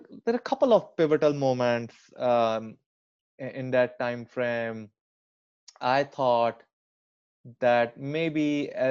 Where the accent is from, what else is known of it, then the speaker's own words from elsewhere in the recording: closer to New Delhi, northern India, India; moved away; I grew up in India.